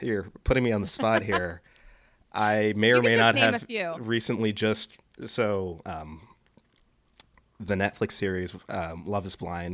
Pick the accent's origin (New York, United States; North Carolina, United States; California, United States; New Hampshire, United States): California, United States; Palo Alto; I'm originally from Palo Alto, California, so Bay Area native, born and raised